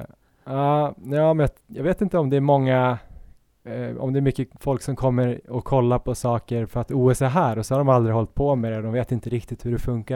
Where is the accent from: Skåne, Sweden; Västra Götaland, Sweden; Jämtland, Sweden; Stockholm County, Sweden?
Stockholm County, Sweden; Stockholm; moved away; när jag var hemma i Stockholm